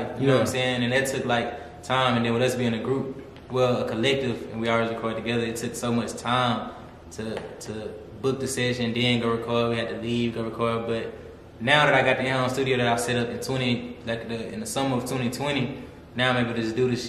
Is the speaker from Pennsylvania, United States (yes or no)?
no; Missouri City, Texas, United States; also born or lived in Alexandria, Louisiana; I was born in Alexandria, Louisiana, but I was raised in Missouri City, Texas